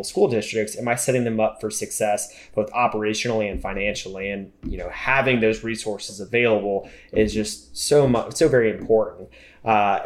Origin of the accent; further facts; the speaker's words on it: Florida, United States; I'm from Florida